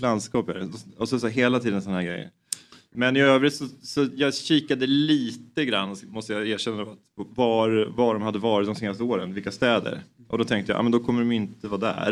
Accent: Knivsta, Uppsala County, Sweden; Jag är uppväxt i Knivsta då, utanför Uppsala

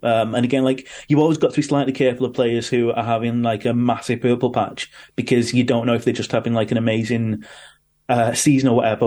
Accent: Manchester, North West England, United Kingdom; born or raised there

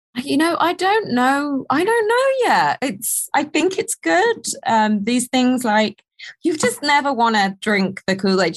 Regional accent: United Kingdom; accent: proper British; we as British people

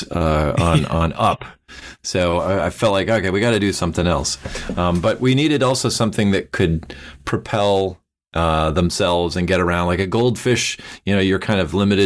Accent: Minnesota, United States; I grew up in Minnesota

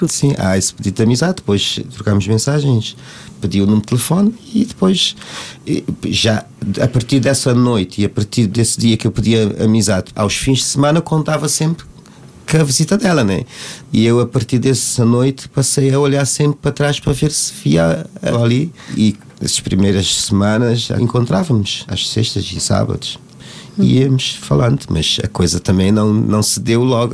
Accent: Cape Verde; moved away as an adult; now in Portugal; eu eu não nasci cá, nasci em Cabo Verde. Vim para cá já com 31 anos

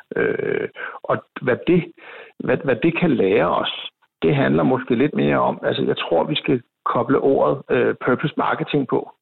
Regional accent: Copenhagen, Capital Region of Denmark, Denmark; jeg er jo københavner

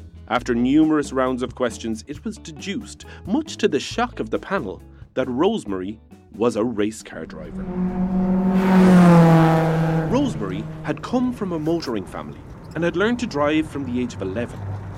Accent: Ireland; Because we, as Irish people, are perched here upon an island, it stands to reason that many of the people throughout history have spent a lot of their time trying to get off the island.

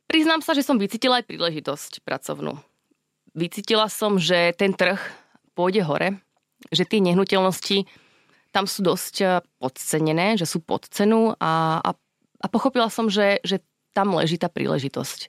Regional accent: Nové Mesto nad Váhom, Trenčín Region, Slovakia; moved away as an adult; also born or lived in Bošáca, Slovakia / Bologna, Italy / Germany / Prague, Czech Republic; now in Dubai, United Arab Emirates; Pochádzam z Trenčianského kraja, narodila som sa v Novom meste nad Váhom a keď som mala 13 rokov, tak sme sa odsťahovali do Bošáce, do, do malej dedinky

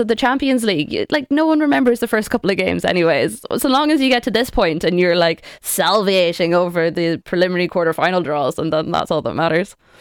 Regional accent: Sligo, Connacht, Ireland; I'm from Sligo

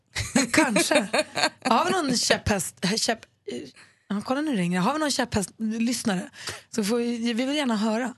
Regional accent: Luleå, Norrbotten County, Sweden; vi hade rykt-SM när jag var liten på Luleå ridklubb

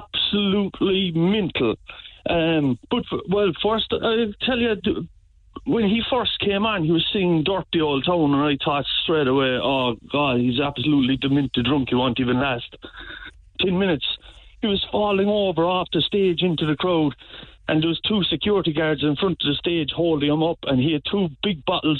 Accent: a small village outside Clonakilty, West Cork, Munster, Ireland; a small village outside Clonkilty in West Cork.

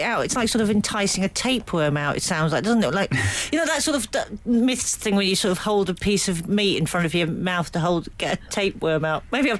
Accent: United Kingdom; I'm so British

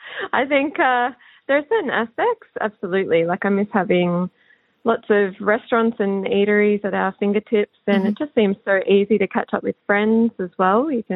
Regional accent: Sydney, New South Wales, Australia; moved away as an adult; also born or lived in County Clare; now in Quin, Ireland; I am from Clovelly, which is in Sydney's eastern suburbs.

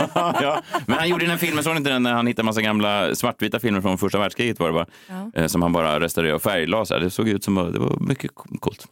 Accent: Sweden; det som vi svenskar saknar

